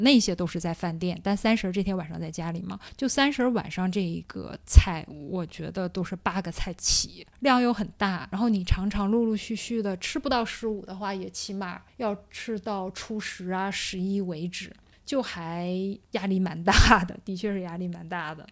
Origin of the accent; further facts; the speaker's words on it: Northeast China, China; moved away; also born or lived in Tianjin; 因为我们东北话来说的话叫做硬菜